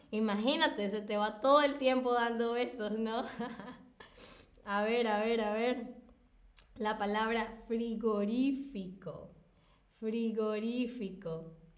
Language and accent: Spanish; Venezuela; yo nací en Venezuela, así que he estado ahí.